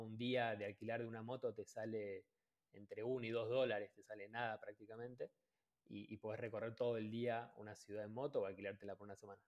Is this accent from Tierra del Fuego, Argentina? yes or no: yes; Ushuaia, Tierra del Fuego, Argentina; moved away as an adult; yo soy de Ushuaia